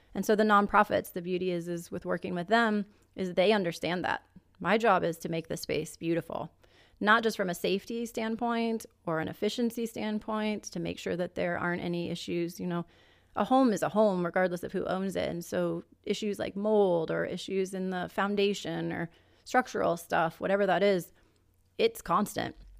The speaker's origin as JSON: {"language": "English", "town": "Omaha", "region": "Nebraska", "country": "United States", "tie": "born or raised there", "said": "I was born and raised in Nebraska, Omaha, Nebraska, actually."}